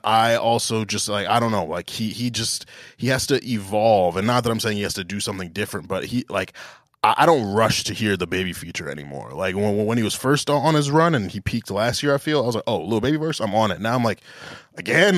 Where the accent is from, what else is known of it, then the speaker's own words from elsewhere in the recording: Englewood, New Jersey, United States; I'm from Englewood, New Jersey